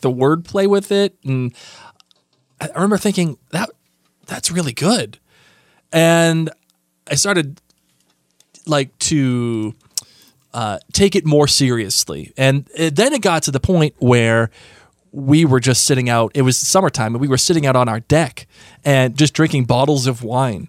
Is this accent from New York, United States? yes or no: no; Rhode Island, United States; we are from Rhode Island